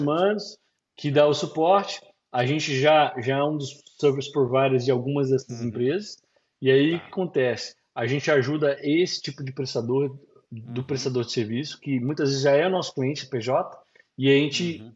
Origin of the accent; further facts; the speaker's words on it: Brazil; moved away as an adult; now in United States; igual o pessoal fala na minha terra